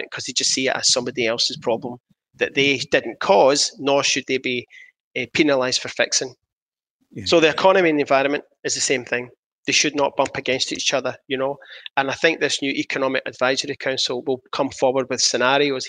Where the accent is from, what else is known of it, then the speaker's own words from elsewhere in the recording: Coatbridge, Scotland, United Kingdom; I grew up in Coatbridge